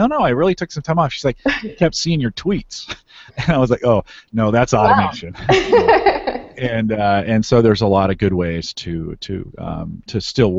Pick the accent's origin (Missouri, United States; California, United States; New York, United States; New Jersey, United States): California, United States; now in Nebraska, United States; I'm a Silicon Valley kid. I grew up in California and moved out to Nebraska.